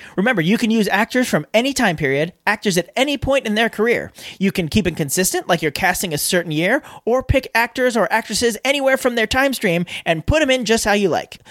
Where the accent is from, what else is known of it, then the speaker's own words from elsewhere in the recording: California, United States; I've lived in California my entire life